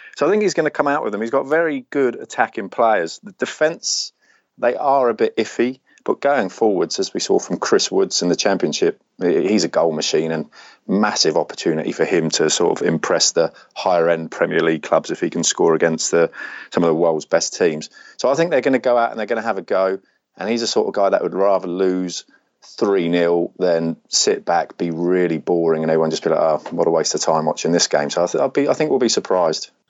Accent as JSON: {"language": "English", "region": "England", "country": "United Kingdom", "moved": "as an adult", "lives_now": "Sydney, Australia", "said": "I'm English, uh, but I moved to Sydney four years ago."}